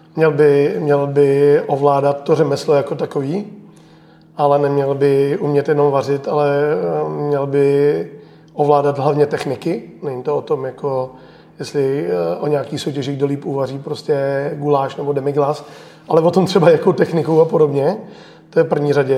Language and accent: Czech; Czechia; já jsem hrdý Čech